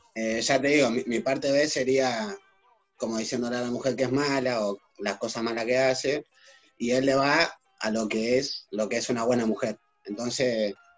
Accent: Argentina; como argentinos

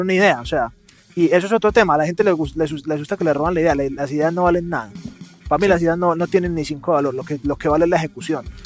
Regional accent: Medellín, Antioquia, Colombia; accent: paisa; de Medellín, Colombia, o sea, paisa. Se me nota mucho con la S arrastrada.

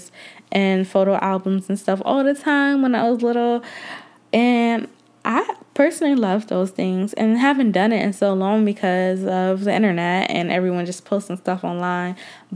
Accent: Georgia, United States; also born or lived in Atlanta, Georgia; I do love Atlanta, even though I'm not originally from there, but I live there and I am originally from Georgia.

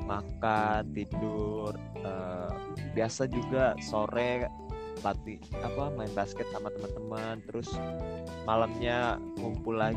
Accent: Majene, West Sulawesi, Indonesia; Uh, saya berasal dari Majene, Sulawesi Barat dan menempuh kuliah di Universitas Negeri Malang.

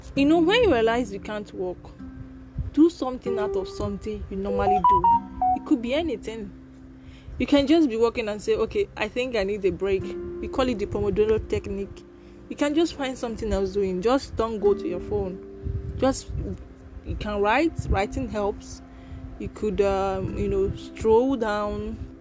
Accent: Nigeria; there are many tribes, there are many languages, there are many dialects in Nigeria

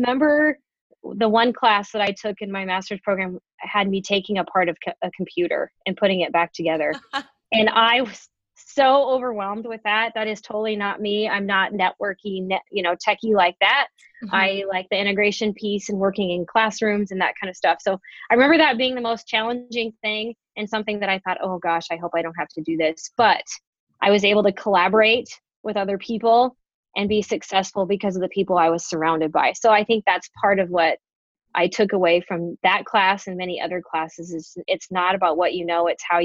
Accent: Grand Island, Nebraska, United States; also born or lived in Bellevue, Nebraska; I'm actually from Grand Island, and after high school, I went on to Nebraska Wesleyan

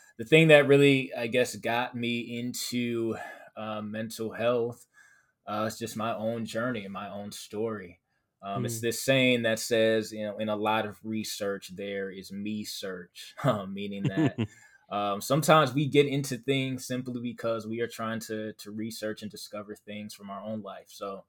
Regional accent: Milwaukee, Wisconsin, United States; I am from Milwaukee, Wisconsin. So we have a lot of cold weather here.

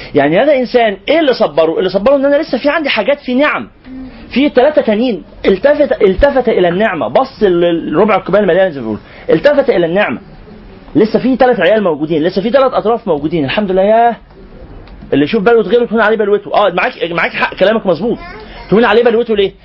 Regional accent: Egypt; إحنا برضو كمصريين

